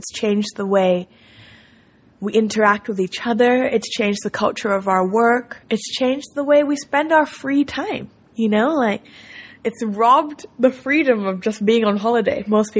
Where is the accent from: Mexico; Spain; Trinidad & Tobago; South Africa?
Spain; also born or lived in Tokyo, Japan; I lived in Tokyo till I was 11 years old. And after that, I grew up in Spain, so I had two completely different childhood experiences.